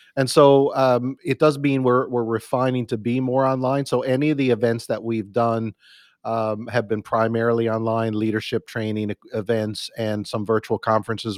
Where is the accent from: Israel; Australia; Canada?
Canada; Newfoundland and Labrador; now in Burlington, Canada; I'm a Canadian boy. Grew up in the east east coast of Newfoundland, uh, or I'm Canada in Newfoundland. That's my uh, home province